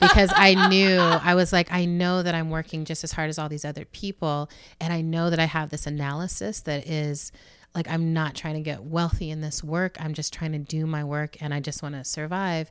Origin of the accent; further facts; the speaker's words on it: United States; as an American